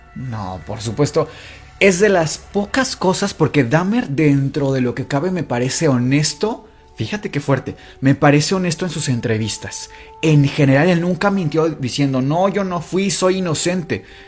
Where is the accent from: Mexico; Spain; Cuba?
Mexico; a nosotros como latinos, como mexicanos